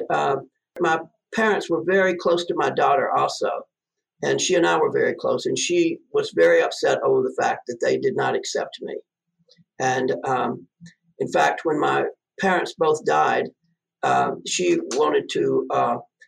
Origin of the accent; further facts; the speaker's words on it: Mississippi, United States; now in Denver, United States; I grew up in Mississippi